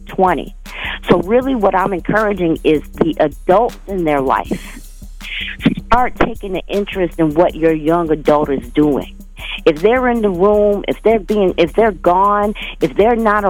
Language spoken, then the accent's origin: English; Alabama, United States; now in Minnesota, United States; I'm from Alabama, and that is my business line